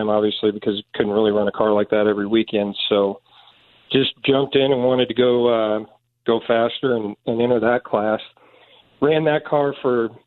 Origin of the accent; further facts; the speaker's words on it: Kansas City, United States; moved away; I'm originally from Kansas City, and probably like everybody in high school, grew up around race cars